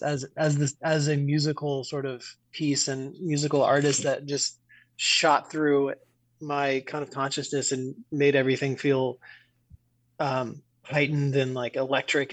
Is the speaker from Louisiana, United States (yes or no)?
yes; New Orleans, Louisiana, United States; growing up in New Orleans, that might be your first experience like seeing live music